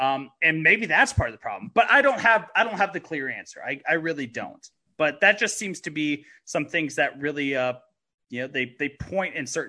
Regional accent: Chico, California, United States; my hometown of Chico

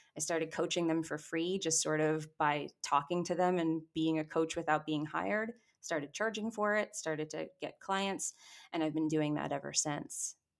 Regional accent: New York, United States; I grew up in New York, I was acting in New York

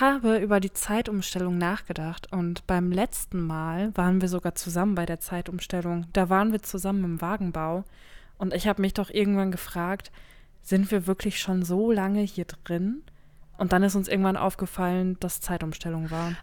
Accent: North Rhine-Westphalia, Germany; wir in NRW, ich komme ja aus NRW

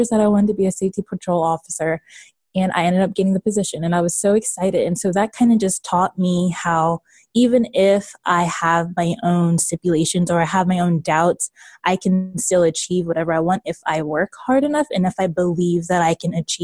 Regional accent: Washington, District of Columbia, United States; moved away as an adult; also born or lived in Baltimore, Maryland; now in Raleigh, United States; I am from Baltimore, Maryland, and I grew up in the DC area.

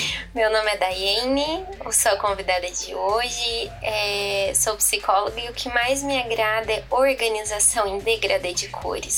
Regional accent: Poços de Caldas, Minas Gerais, Brazil; sou de Poços de Caldas, aqui em Minas, sou mineirinha

